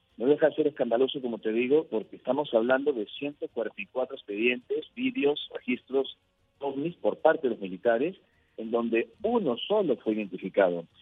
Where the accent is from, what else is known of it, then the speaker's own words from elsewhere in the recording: Peru; yo nací en Perú y en mi país